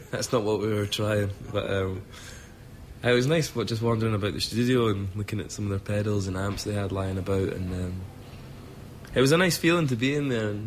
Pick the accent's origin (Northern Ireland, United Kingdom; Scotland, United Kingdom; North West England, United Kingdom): Scotland, United Kingdom; accent: Scottish; being Scottish doesn't. I never think about being Scottish.